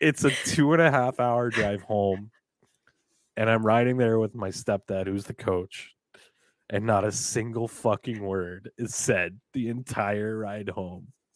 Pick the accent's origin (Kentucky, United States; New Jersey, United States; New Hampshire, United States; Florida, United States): New Hampshire, United States; I'm from New Hampshire. I've been raised in, I was raised in New Hampshire